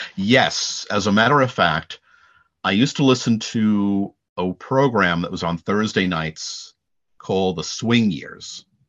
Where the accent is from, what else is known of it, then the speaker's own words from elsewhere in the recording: Long Island, New York, United States; I'm, I'm from Long Island